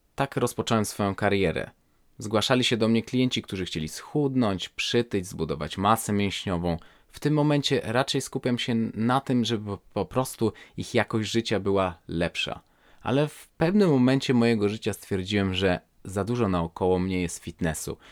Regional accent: Warsaw, Masovian Voivodeship, Poland; moved away as an adult; now in Sweden; jestem osobą urodzoną w 1985 roku w Warszawie

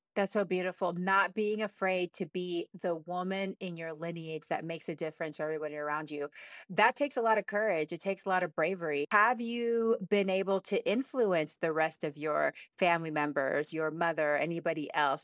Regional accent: Texas, United States; I grew up in Texas

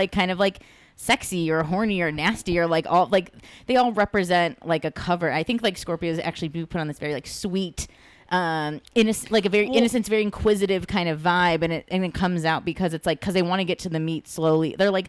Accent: Los Angeles, California, United States; I'm from East LA.

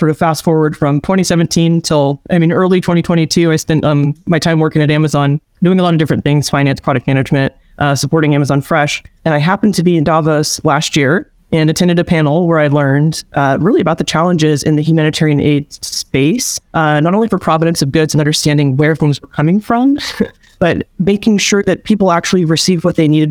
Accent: Seattle, Washington, United States; I'm from Seattle, Washington, which is where I'm at right now

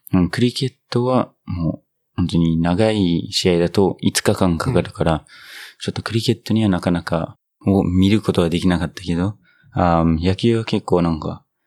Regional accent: New Zealand; Japanese is a second language; moved away; 僕の母国ニュージーランド

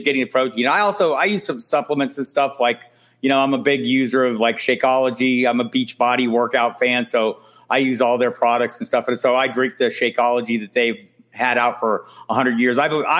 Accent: Tucson, Arizona, United States; now in Albuquerque, United States; I live in Albuquerque. I've lived here for about 20 some years. I'm from Tucson originally.

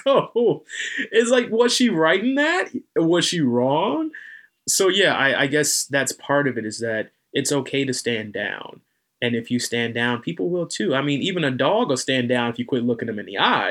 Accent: North Carolina, United States; accent: slight southern drawl; I'm from North Carolina

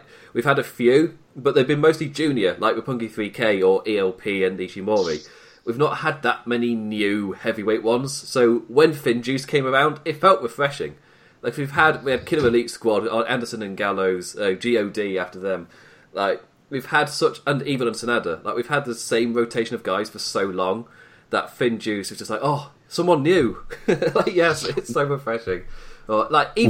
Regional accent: United Kingdom; a British man

